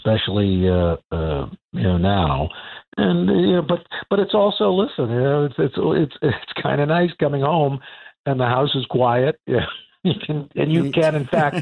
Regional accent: New York City, New York, United States; I'm a kid from Queens, New York

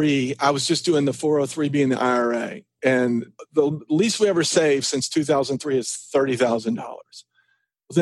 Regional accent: Ringgold, Georgia, United States; also born or lived in Argentina / El Salvador / LaGrange, Georgia / Mexico; I grew up in Ringgold, Georgia

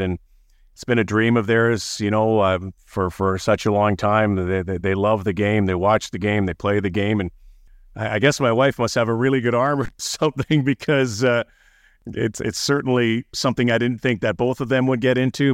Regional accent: Winnipeg, Manitoba, Canada; moved away as an adult; also born or lived in Toronto / Markham; now in north of Toronto, Canada; I'm from Winnipeg.

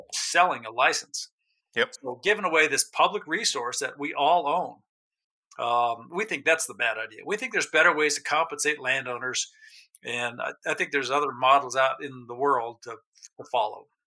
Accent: New Mexico, United States; moved away as an adult; also born or lived in Alaska; I grew up in New Mexico. I left in my 20s for Alaska, lived up there for about 30 years, came back about 15 years ago

